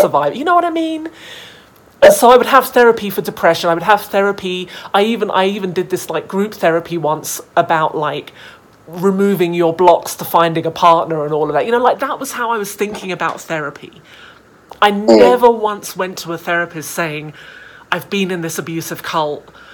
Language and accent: English; United Kingdom; moved away; I was raised, you know, yeah. in the organization in the UK